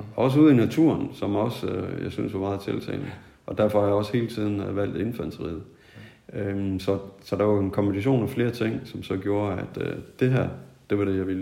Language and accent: Danish; Tødsø, North Denmark Region, Denmark; also born or lived in Nykøbing Mors; jeg kommer oprindeligt fra, fra Mors. Ja. Oprindeligt så er det fra en, øh, en landsby, der ligger sådan midt på øen.